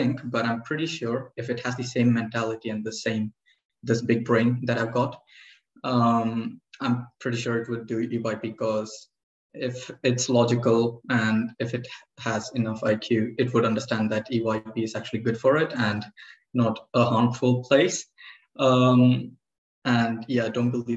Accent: Cyprus; I'm from Cyprus.

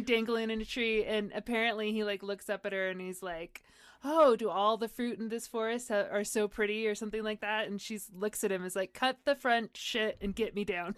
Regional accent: San Diego, California, United States; I grew up in San Diego

